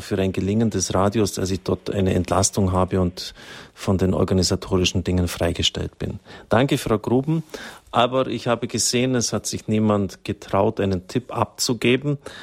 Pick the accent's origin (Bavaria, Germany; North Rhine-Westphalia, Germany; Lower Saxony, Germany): Bavaria, Germany; near Zusmarshausen; ganz in der Nähe meiner Heimat